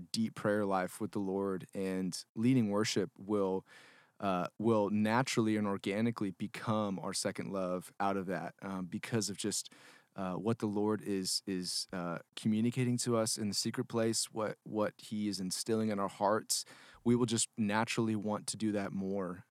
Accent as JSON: {"language": "English", "town": "Houston", "region": "Texas", "country": "United States", "tie": "born or raised there", "said": "I grew up in the Houston area. Um, so H Town"}